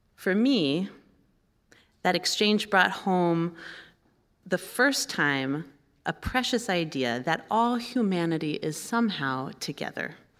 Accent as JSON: {"language": "English", "town": "Kansas City", "region": "Kansas", "country": "United States", "tie": "born or raised there", "moved": "as an adult", "lives_now": "Minnesota, United States", "said": "I am a Kansan at heart. That's where I grew up"}